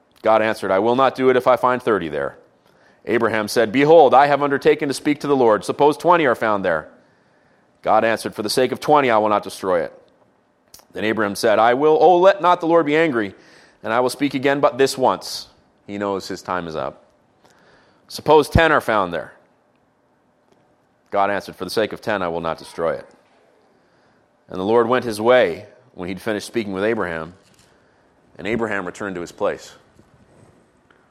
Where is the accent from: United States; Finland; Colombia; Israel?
Israel; moved away; I grew up in Israel